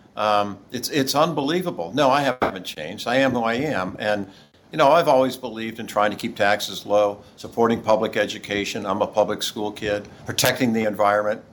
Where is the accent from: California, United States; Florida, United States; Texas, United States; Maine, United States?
Florida, United States; St. Petersburg; I was raised here in Saint Petersburg, Florida.